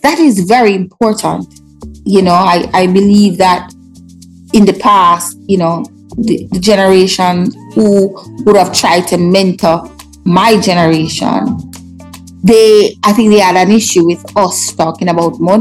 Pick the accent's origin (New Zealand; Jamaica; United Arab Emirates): Jamaica; also born or lived in New York, United States / London, United Kingdom; being Jamaican